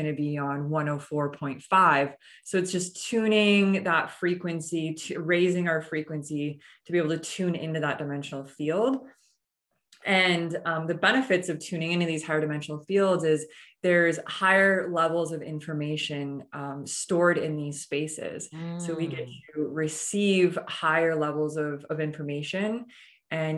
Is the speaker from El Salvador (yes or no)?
no; Canada; moved away as an adult; now in Austin, United States; I recently just moved to Austin, Texas. I'm originally from Canada.